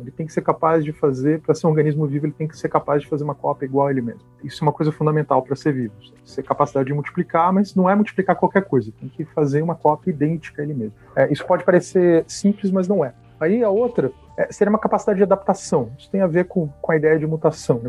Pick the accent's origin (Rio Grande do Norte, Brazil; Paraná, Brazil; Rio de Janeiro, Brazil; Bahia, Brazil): Rio de Janeiro, Brazil; Teresópolis; Eu nasci em Teresópolis, no estado do Rio